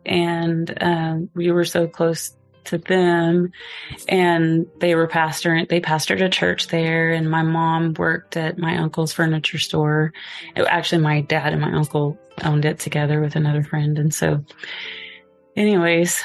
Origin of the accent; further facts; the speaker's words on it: Gans, Oklahoma, United States; moved away; I was born in Gans, Oklahoma